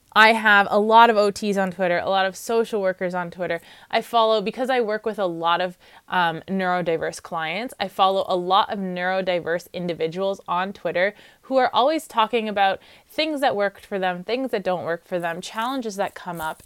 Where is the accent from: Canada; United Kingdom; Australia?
Canada; Ontario; I'm from Ontario, so I know that Kodo is our college.